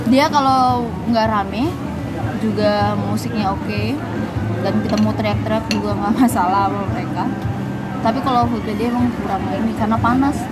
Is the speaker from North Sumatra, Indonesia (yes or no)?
yes; Medan, North Sumatra, Indonesia; ada ada, ada sebenarnya kalau untuk gedung-gedung tinggi sih ada cuman nggak kayak Jakarta ini kan memang pesat banget Setelah kayak udah banyak banget lah gitu kalau di Medan itu